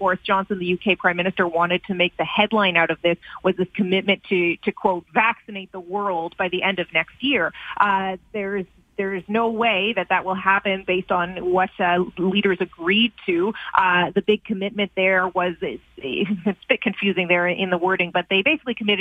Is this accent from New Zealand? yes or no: no; Canada; as a Canadian